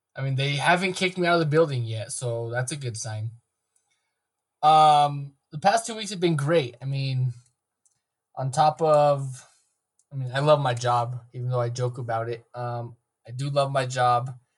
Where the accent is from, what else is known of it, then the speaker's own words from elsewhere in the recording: Mountainair, New Mexico, United States; I was raised in Mountain Air, where the only thing we can draw is cow patties